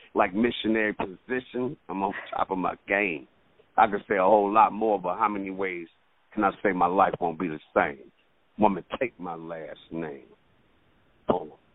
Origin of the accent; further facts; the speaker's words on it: Detroit, Michigan, United States; now in Atlanta, United States; I'm originally from Detroit, Michigan, but I live okay. in Atlanta now for the last 20 years